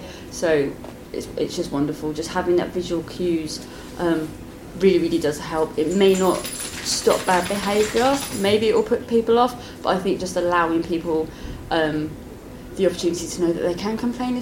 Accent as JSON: {"language": "English", "country": "United Kingdom", "said": "Often we're British"}